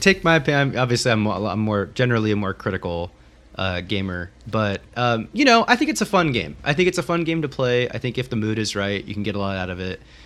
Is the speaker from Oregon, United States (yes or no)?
yes; Corvallis, Oregon, United States; I grew up in the Pacific Northwest. For those of you that don't know, um, in Corvallis, Oregon, uh, Western Oregon, Willamette Valley